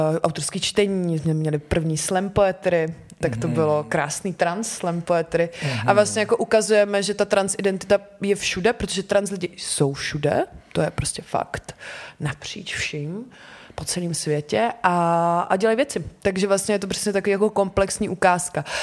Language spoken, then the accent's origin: Czech; Slovácko, Czechia; protože jak jsem ze Slovácka, že vlastně folklor je hodně kvír